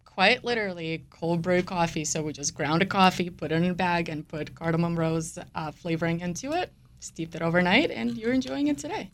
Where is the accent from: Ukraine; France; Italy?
Ukraine; moved away; I was born in Ukraine, but I come from a family of Ashkenazi Jews